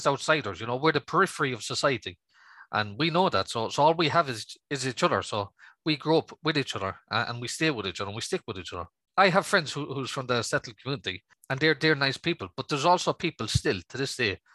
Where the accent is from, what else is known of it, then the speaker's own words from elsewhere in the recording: Manchester, North West England, United Kingdom; I was born just outside Manchester